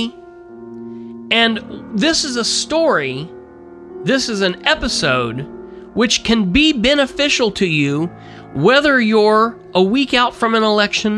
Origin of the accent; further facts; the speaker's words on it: Winchester, Indiana, United States; also born or lived in Muncie, Indiana; my hometown of Winchester and my birth town of Muncie